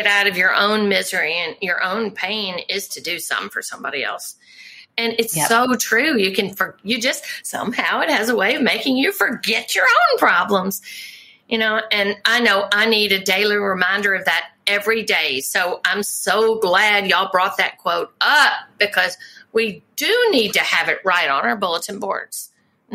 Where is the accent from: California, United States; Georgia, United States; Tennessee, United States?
Tennessee, United States; Memphis; moved away; Memphis is my hometown